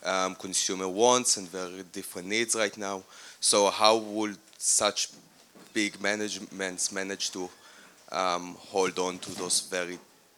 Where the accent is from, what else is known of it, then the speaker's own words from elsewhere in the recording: Israel; I'm from Israel.